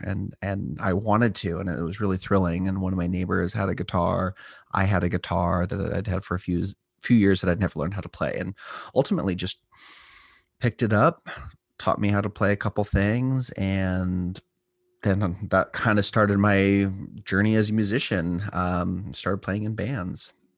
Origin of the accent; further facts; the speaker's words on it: Southern California, United States; also born or lived in Los Angeles, California / Templeton, California / San Luis Obispo, California; I was born in L A, lived in kind of various cities of Southern California, and, uh, ultimately, my mom and I moved up here